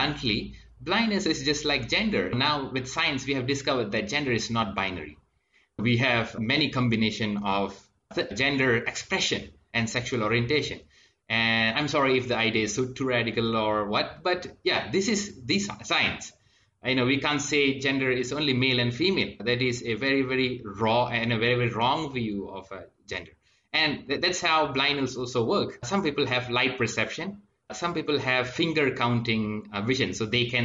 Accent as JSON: {"language": "English", "town": "Ipoh", "region": "Perak", "country": "Malaysia", "said": "I'm from Ipoh, Perak, Malaysia."}